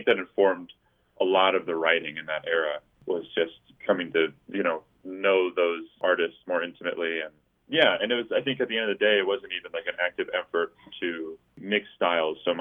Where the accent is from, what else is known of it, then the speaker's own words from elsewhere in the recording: Colorado, United States; also born or lived in Valparaíso, Chile; now in Denver, United States; I was raised a lot in Colorado as well, mostly, and then would go down to Chile and spend, you know, summers there. And then I ended up living in Valparaíso for probably about, you know, 3.5-4 years or something